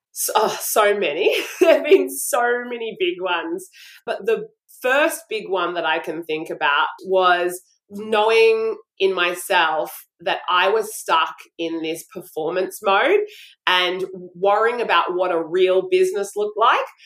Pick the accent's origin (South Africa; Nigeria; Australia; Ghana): Australia; Brisbane, Queensland; I'm from Brisbane, Australia